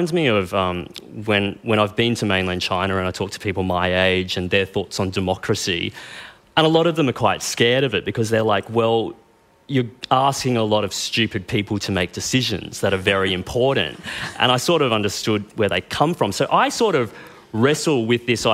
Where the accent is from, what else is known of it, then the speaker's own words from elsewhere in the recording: Queensland, Australia; now in New South Wales, Australia; I come from Queensland